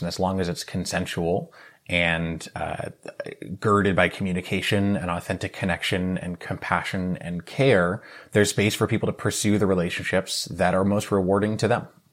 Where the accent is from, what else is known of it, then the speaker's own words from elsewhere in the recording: New England, United States; moved away as an adult; also born or lived in New York City; now in Bay Area, California, United States; I was born and raised in New England